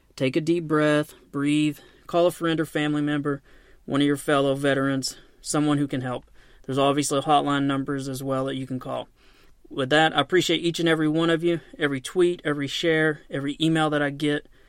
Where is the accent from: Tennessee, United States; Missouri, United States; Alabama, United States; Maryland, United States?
Tennessee, United States; Knoxville; I'm from Knoxville, Tennessee, and I left home to join the Marine Corps at the age of seventeen